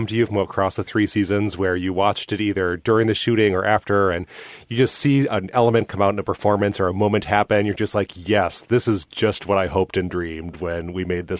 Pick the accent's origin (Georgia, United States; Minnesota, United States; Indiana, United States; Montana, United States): Minnesota, United States; Being from Minnesota